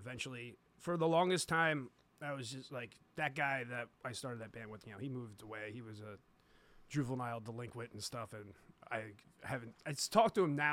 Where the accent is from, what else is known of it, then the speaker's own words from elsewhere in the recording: Somers Point, New Jersey, United States; I'm from South Jersey. I've been, you know, I moved to South Jersey when I was 9 after my parents split up. And so from a town called Summers Point